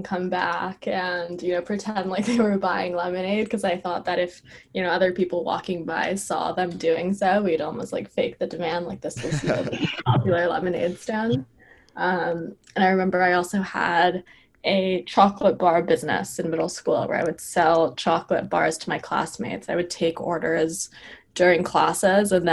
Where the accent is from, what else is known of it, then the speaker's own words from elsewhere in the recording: New York City, New York, United States; also born or lived in California; I grew up in New York City. I've been living here my entire life